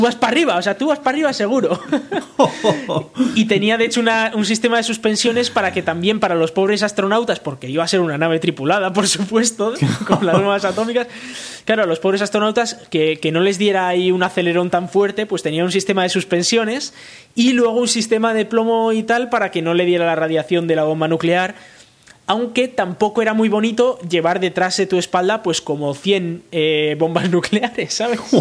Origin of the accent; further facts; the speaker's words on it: Galdakao, Basque Country, Spain; Galdacao como el pueblo donde yo nací